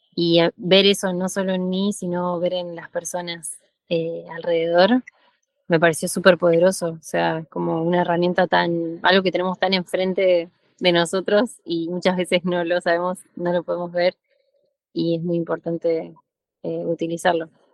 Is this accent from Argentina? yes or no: yes; Argentina; moved away as an adult; now in Mexico; yo soy argentina, estoy viviendo ahora en México hace cinco años